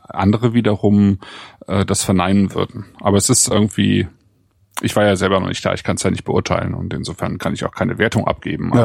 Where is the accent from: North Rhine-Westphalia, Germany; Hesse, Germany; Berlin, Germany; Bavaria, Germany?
North Rhine-Westphalia, Germany; Bonn; moved away; in Bonn in mhm. sozusagen meiner alten Heimat